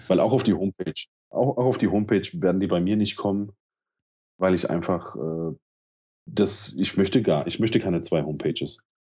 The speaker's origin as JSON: {"language": "German", "town": "Mainz", "region": "Rhineland-Palatinate", "country": "Germany", "tie": "born or raised there", "said": "ich bin ähm, in Mombach groß geworden. Das ist so der Problembezirk hier in Mainz"}